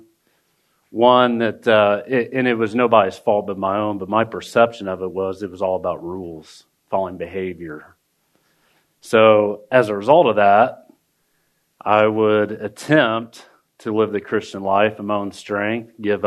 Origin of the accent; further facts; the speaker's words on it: Indianapolis, Indiana, United States; I grew up in Irvington in down the Near East Side.